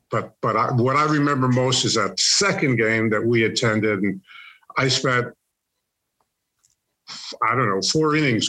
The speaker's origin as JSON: {"language": "English", "town": "New York City", "region": "New York", "country": "United States", "tie": "born or raised there", "moved": "yes", "lives_now": "Santa Clarita, United States", "said": "I grew up in Harlem in Manhattan and was around Hamilton Heights, Morningside Heights, Washington Heights, basically the Heights."}